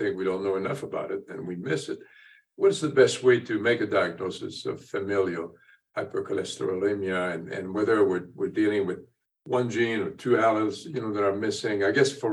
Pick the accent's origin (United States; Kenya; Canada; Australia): Canada; Quebec; I'm French-Canadian. I come from Quebec